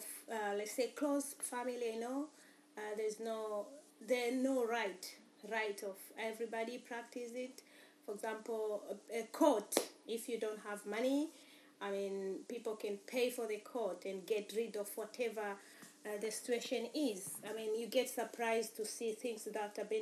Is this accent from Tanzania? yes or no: yes; Tanzania; moved away; Born in Tanzania